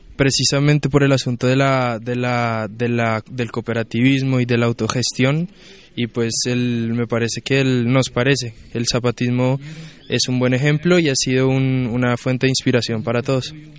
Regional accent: Bogotá, Colombia; soy de Bogotá, de Colombia

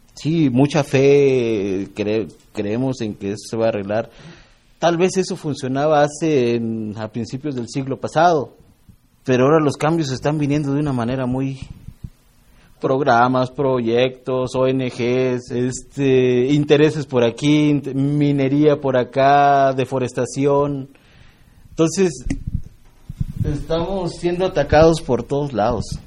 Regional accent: Norogachi, Chihuahua, Mexico; soy Raramuri, soy de Norogachi

